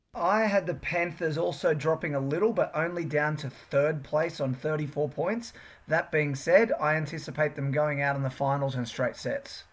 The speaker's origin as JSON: {"language": "English", "town": "Sydney", "region": "New South Wales", "country": "Australia", "said": "We're from the Northern Beaches"}